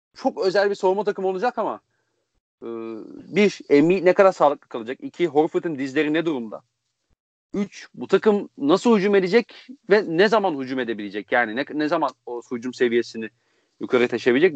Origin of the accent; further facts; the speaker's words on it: Konya, Turkey; now in Belgium; Konyalı olduğumu